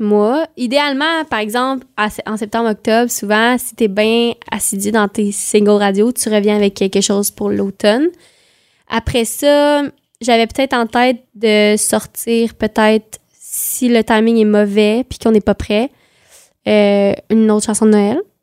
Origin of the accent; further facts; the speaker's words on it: Quebec, Canada; accent: super québécois; j'ai un accent super québécois